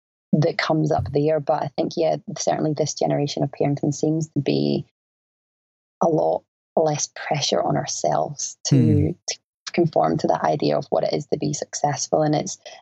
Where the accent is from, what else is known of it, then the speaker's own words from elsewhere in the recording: Scotland, United Kingdom; moved away as an adult; now in Australia; Growing up in Scotland in that time